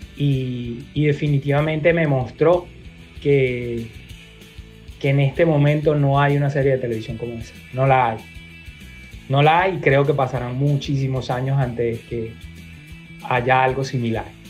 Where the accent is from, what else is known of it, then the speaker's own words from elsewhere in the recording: Caracas, Capital District, Venezuela; soy de Caracas